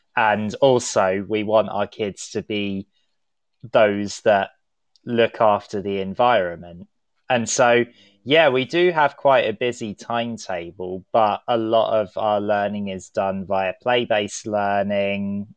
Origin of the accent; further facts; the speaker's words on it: London, United Kingdom; I am a Londoner myself